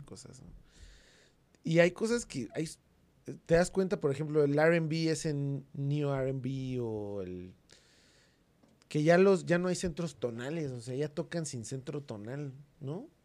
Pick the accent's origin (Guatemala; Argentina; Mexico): Mexico; En México teníamos